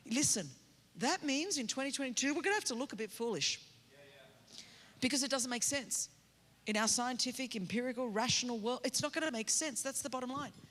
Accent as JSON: {"language": "English", "region": "California", "country": "United States", "said": "I don't even know my military stuff. I'm from California."}